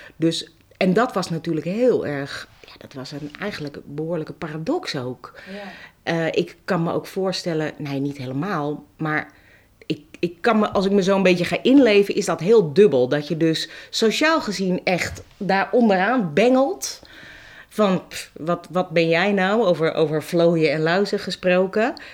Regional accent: Amsterdam, North Holland, Netherlands; ik ben een Amsterdammer

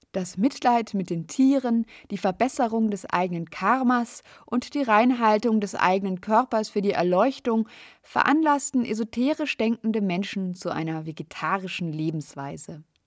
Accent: Munich, Bavaria, Germany; In meiner Heimatstadt München

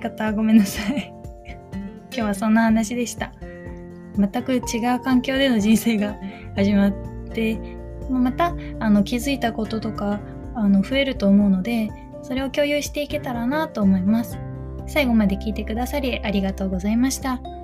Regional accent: Kyushu, Japan; moved away as an adult; now in Tokyo, Japan; 私は九州生まれ九州育ちで

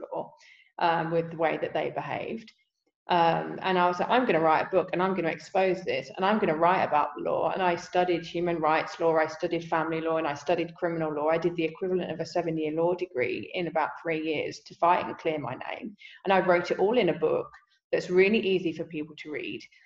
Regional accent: England, United Kingdom; I'm English

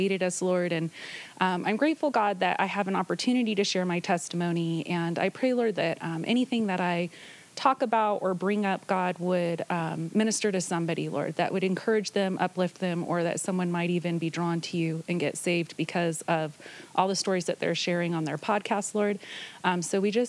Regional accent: Bay Area, California, United States; now in Nevada, United States; I was born in the Bay Area

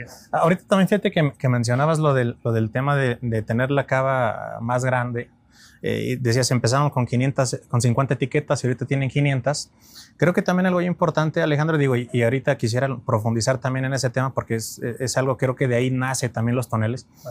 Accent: Mexico; como mexicanos

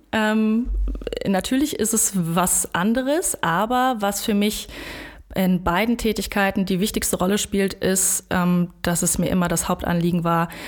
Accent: Bonn, North Rhine-Westphalia, Germany; Ich wurde in Bonn geboren, habe auch nie woanders gelebt.

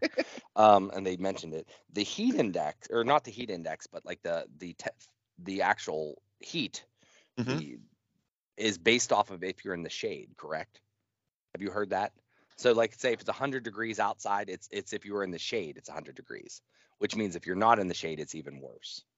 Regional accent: United States; I'm American

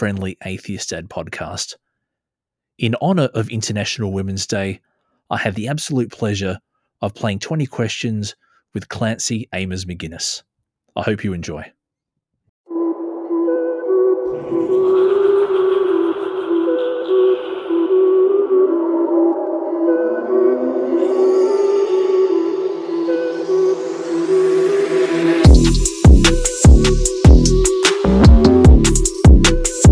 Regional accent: Adelaide, South Australia, Australia; now in Melbourne, Australia; I don't know if you can hear from my weird accent. I'm originally from Adelaide

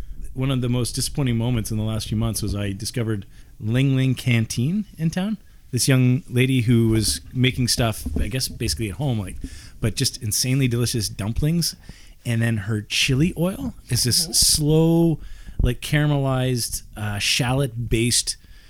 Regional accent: Lunenburg, Nova Scotia, Canada; moved away; I grew up in Lunenburg in Nova Scotia. Little fishing

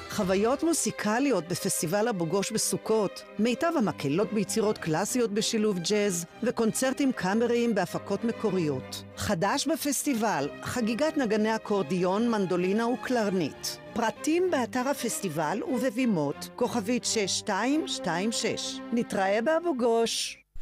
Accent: Jerusalem, Jerusalem District, Israel; כשאני גדלתי במאה שערים

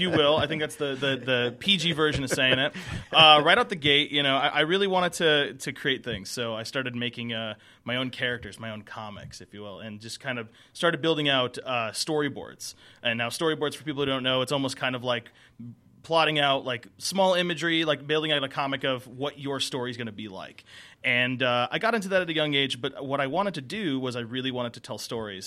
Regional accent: Connecticut, United States; now in Atlanta, United States; I'm originally from the Northeast

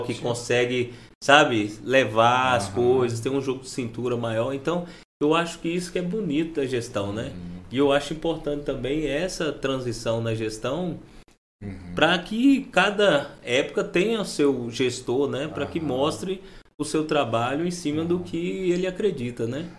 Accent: Montes Claros, Minas Gerais, Brazil; moved away as an adult; also born or lived in Viçosa / Netherlands; now in Gurupi, Brazil; eu sou mineiro lá de, do norte de Minas Gerais

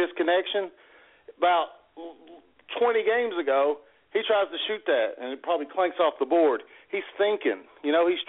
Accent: Pikeville, Kentucky, United States; moved away as an adult; now in Morehead, United States; I'm from Pikeville in the 15th region

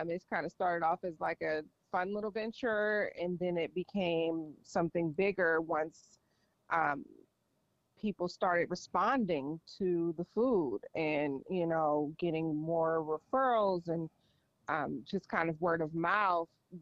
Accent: Los Angeles, California, United States; moved away as an adult; now in San Diego, United States; I'm actually from Los Angeles

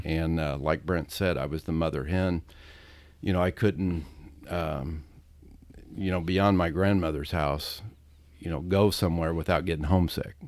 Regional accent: South Roxana, Illinois, United States; we grew up in South Roxana

